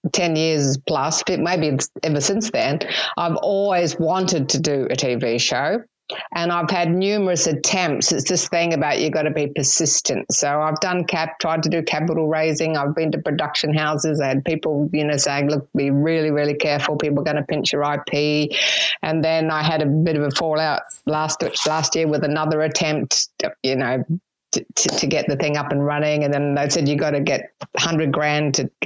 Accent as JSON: {"language": "English", "country": "New Zealand", "tie": "born or raised there", "also_born_or_lived": "Sydney, Australia", "moved": "as an adult", "lives_now": "Australia", "said": "I'm actually a Kiwi"}